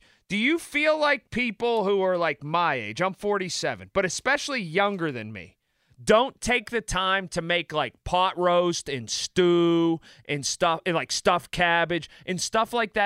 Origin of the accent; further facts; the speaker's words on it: Sharpsburg, Pennsylvania, United States; when I grew up in Sharpsburg